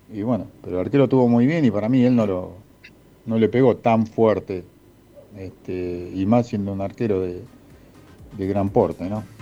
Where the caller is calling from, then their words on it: El Hoyo, Chubut, Argentina; del Hoyo, provincia de Chubú